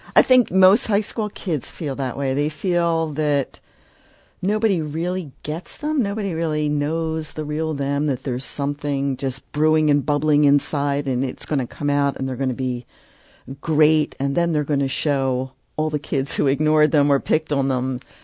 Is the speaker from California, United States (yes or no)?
no; Philadelphia, Pennsylvania, United States; I grew up in Philadelphia